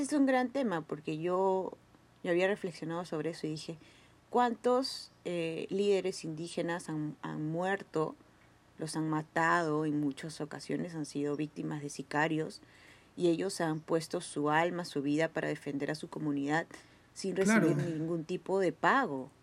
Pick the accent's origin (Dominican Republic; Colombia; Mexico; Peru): Peru; como peruanos